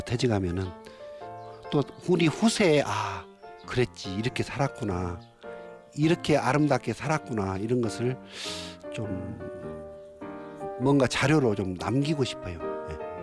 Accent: Imsil, North Jeolla, South Korea; 진매 고향은 떠날 수 없는 아직도 어머님이 탯줄이 나를 잡고 있는 숨쉬는 곳이다

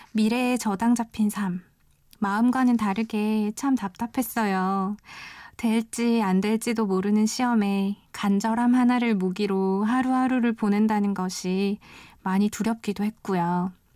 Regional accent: Busan, South Korea; 저는 부산에서 온

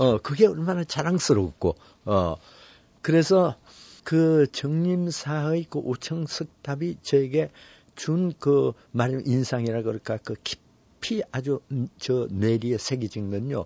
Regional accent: South Korea; also born or lived in Paris; 나는 한국에서 왔고

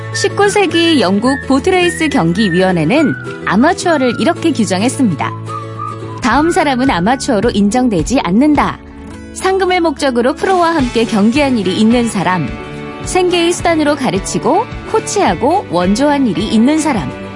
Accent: Daegu, South Korea; 제가 대구 출신이거든요.

